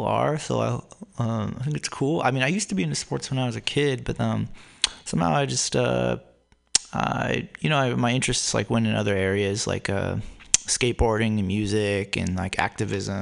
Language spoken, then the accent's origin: English; Newark, California, United States; also born or lived in Berkeley, California; I grew up in Silicon Valley in the city of Newark on the southeast side of San Francisco Bay